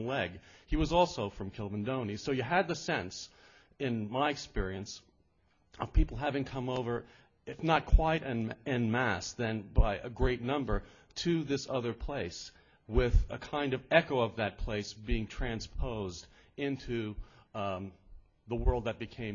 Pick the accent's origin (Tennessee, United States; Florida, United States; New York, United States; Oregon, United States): New York, United States; New York City; I grew up in Brooklyn, New York